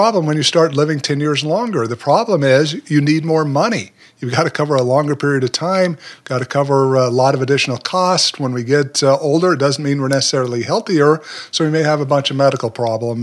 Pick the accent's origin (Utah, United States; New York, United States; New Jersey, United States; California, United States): Utah, United States; moved away as an adult; also born or lived in Puerto Rico; now in Memphis, United States; I was raised there, spent most of my life living in Utah